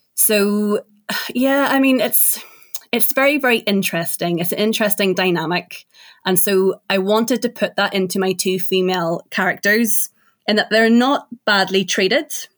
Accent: Ireland; I'm from Ireland

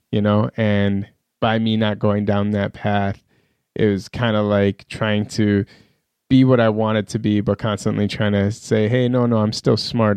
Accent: Iran; moved away; also born or lived in Pakistan / Minneapolis; I grew up in Iran

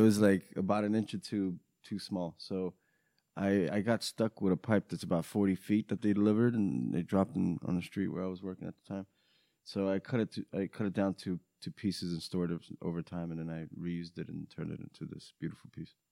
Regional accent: New York, United States; born or raised there; English is a second language; also born or lived in Romania

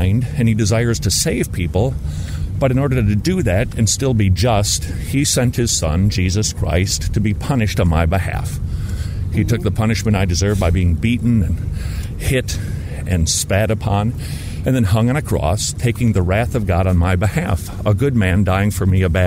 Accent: Minnesota, United States; now in Georgia, United States; I'm from Minnesota, and that's pretty close to Canada.

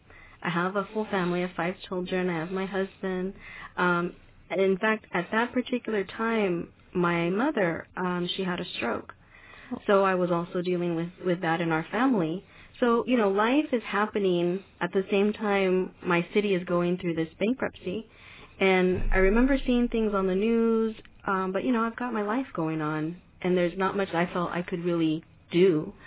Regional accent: Stockton, California, United States; I'm from Stockton, California. I lived there all of my life. My great-grandmother moved there in the early 30s, 1930s. So our family is rooted in Stockton, California, particularly on the east side of Stockton.

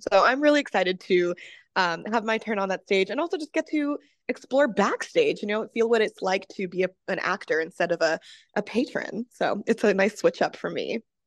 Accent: Massachusetts, United States; I'm actually from Massachusetts

